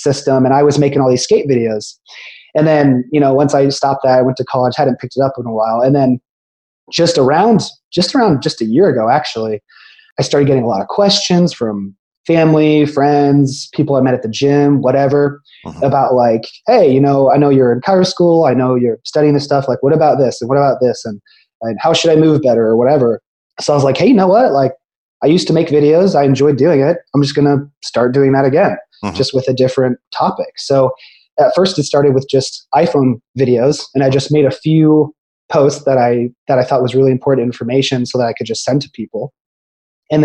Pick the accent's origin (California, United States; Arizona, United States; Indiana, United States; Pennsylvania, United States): Indiana, United States; Carmel; moved away as an adult; also born or lived in Muncie, Indiana / St. Louis, Missouri; now in Tampa, United States; So I'm originally from Central Indiana. It's a city just north of Indianapolis called Carmel, Indiana. Yeah. Yep. So I was there, my whole life until undergrad